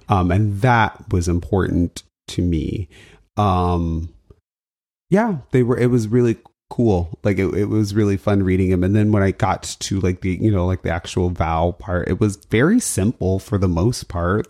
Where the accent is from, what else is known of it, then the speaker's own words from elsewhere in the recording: United States; I'm an American, right? Like, I feel American